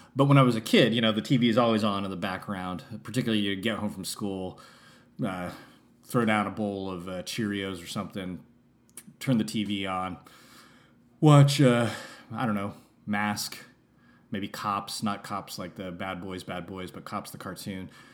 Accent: San Francisco, California, United States; I only lived in San Francisco from the years of zero to five, and then I never lived there again

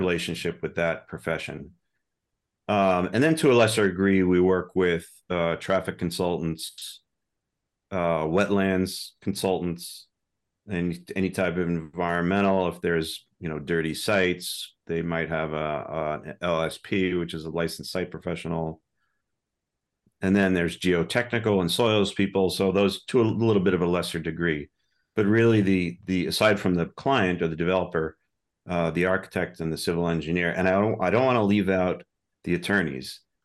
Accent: New York suburbs, United States; moved away as an adult; also born or lived in Boston area; I'm originally from New York, so I'm technically, I guess, I'm a New Yorker. Now, I've been here since the nineties

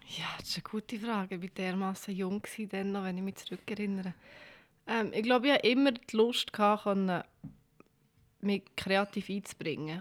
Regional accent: Bern, Switzerland; Ich bin zu Bern auf die Welt gekommen, ich bin in Langasse aufgewachsen.

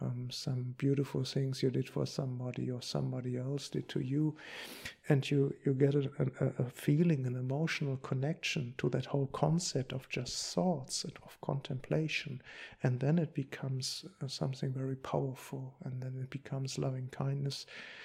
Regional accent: Germany; English is a second language; I come from Germany. I come from the after-war generation.

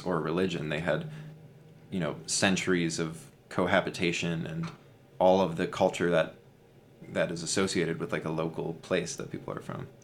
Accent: United States; I'm an American

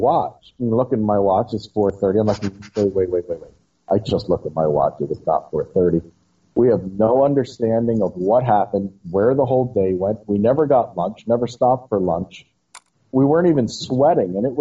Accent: Newark, Delaware, United States; I'm from Newark, Delaware.

